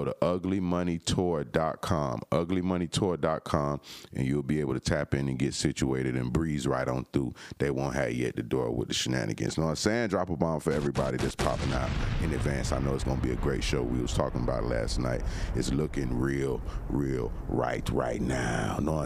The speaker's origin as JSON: {"language": "English", "region": "Florida", "country": "United States", "said": "I'm from Florida"}